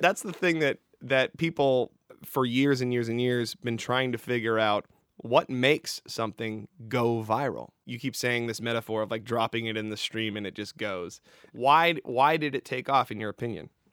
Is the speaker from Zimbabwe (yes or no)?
no; Canada; moved away; my home country of Canada